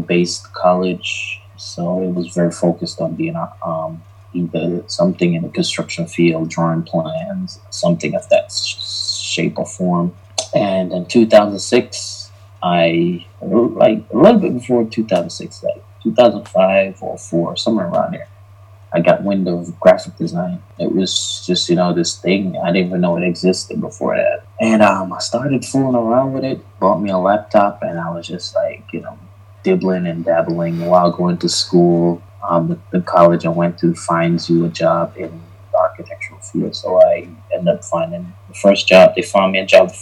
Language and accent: English; New York City, New York, United States; moved away as an adult; also born or lived in Jamaica / Brooklyn, New York / Mount Vernon, New York; now in Georgia, United States; I was born in Jamaica. I grew up in New York City